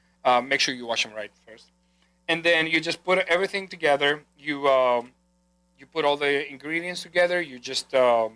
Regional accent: Greece; born or raised there; English is a second language; moved away

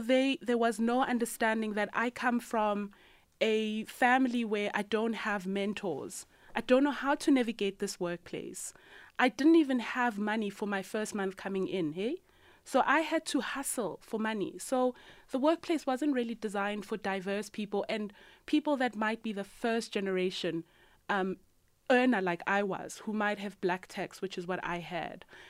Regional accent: Soweto, Gauteng, South Africa; 5424 is the street number of my childhood home in Orlando East. And if you don't know, Orlando East is a low income community in Soweto. And growing up in Orlando East

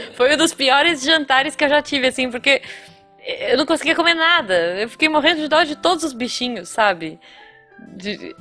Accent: Taubaté, São Paulo, Brazil; É, é da, do, de Tabaté, da região que, que da minha família mesmo

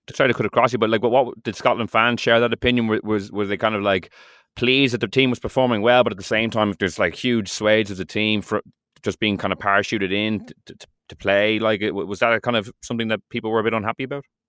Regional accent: Ireland; we're completely off base as an Irish rugby public

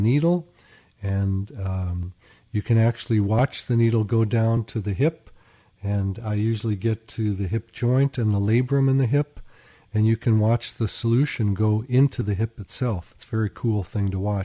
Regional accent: Chicago, Illinois, United States; I grew up in Chicago

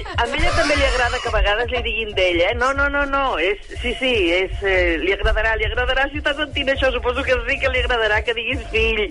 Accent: Sant Feliu de Llobregat, Catalonia, Spain; moved away as an adult; now in Calafell, Spain; jo sóc de Sant Feliu de Llobregat, el que passa que ara estem fa com quasi 3 anys que ens hem traslladat aquí a la costa i estem a Calafell.

